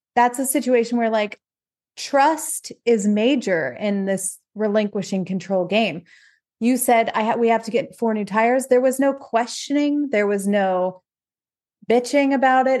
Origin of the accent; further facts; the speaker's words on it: Ohio, United States; moved away; we're from Ohio originally